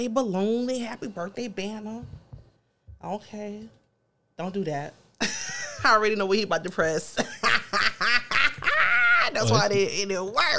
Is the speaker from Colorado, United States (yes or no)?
no; Miami, Florida, United States; we're from Miami